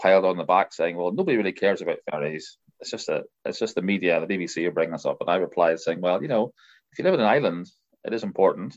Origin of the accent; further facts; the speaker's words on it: Northern Ireland, United Kingdom; now in Scotland, United Kingdom; they all know where I'm from, Northern Ireland